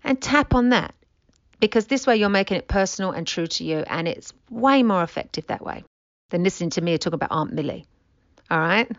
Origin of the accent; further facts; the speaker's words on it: England, United Kingdom; now in United States; I'm from England.